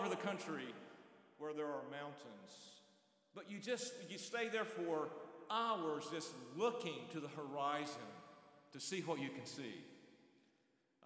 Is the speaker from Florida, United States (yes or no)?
no; North Carolina, United States; I grew up in North Carolina, went to school in the mountains of North Carolina.